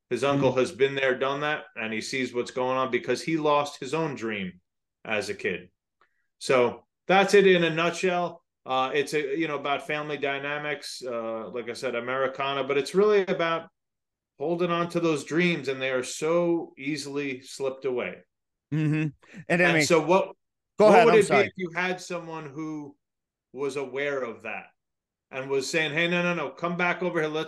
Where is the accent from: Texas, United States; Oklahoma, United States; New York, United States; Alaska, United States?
New York, United States; just outside of the Bronx; I grew up just outside of the Bronx